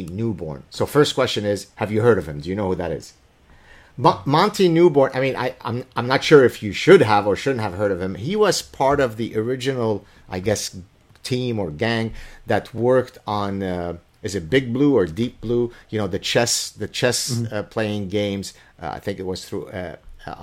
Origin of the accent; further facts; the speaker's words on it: Lebanon; first language Arabic; English is a second language; my mother tongue is Arabic. We're Lebanese Jews